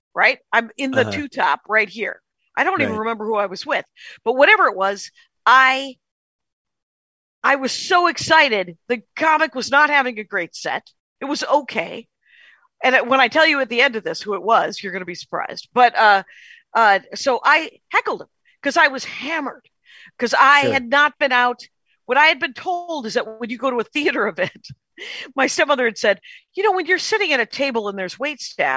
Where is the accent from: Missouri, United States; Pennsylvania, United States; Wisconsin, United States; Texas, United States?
Wisconsin, United States; moved away as an adult; also born or lived in Madison, Wisconsin; now in Los Angeles, United States; growing up in Wisconsin